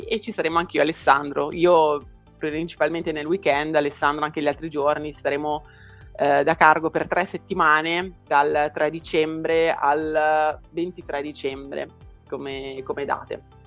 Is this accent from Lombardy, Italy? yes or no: yes; Brianza, Lombardy, Italy; io sono in Brianza, a pochi chilometri da Milano